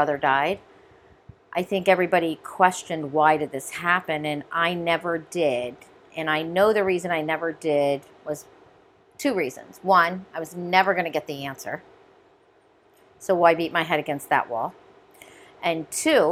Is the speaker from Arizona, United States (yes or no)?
no; Brimfield, Ohio, United States; also born or lived in Columbus, Ohio; When I was 3 years old, my father moved us out of the city to a small town about 3 hours away called Brimfield, Ohio